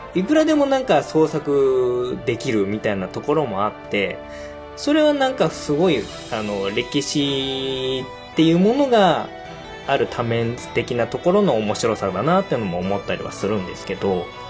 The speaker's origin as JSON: {"language": "Japanese", "region": "Kagawa", "country": "Japan", "tie": "born or raised there", "moved": "yes", "lives_now": "Gunma, Japan", "said": "もともと出身は香川県なんですけれども今はまあ群馬に越してきてて"}